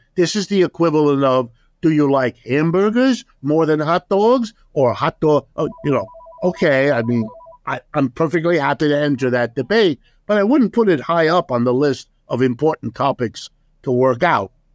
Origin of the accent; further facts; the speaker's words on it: Ohio, United States; first language German; English is a second language; I was born in Ohio. I'm as American as apple pie